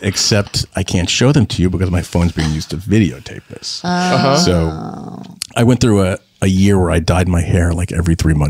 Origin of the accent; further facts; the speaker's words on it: New Jersey, United States; also born or lived in Manhattan, New York; now in Connecticut, United States; I grew up in New Jersey and I live in Connecticut and I lived in Manhattan for 15 years.